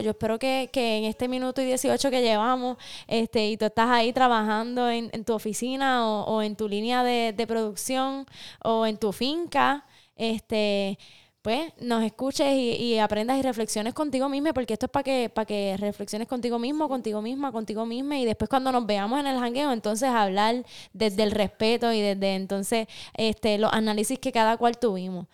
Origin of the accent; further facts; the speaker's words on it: Aibonito, Puerto Rico; nosotras somos hermanas, eh, nacimos y crecimos en Ay Bonito en el archipiélago de Boriquén, en el Caribe